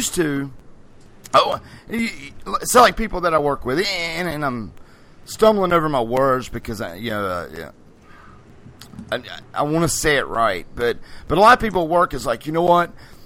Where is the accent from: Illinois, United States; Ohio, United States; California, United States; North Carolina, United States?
North Carolina, United States; just north of Charlotte; also born or lived in Greensboro, North Carolina; I'm from North Carolina, just north of Charlotte. I'm in Greensboro, North Carolina.